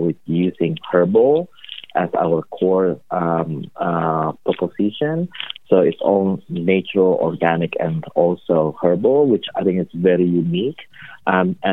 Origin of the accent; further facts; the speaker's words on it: Indonesia; moved away as an adult; also born or lived in Chicago, United States; now in Boston, United States; I'm originally from Indonesia, born and raised in Indonesia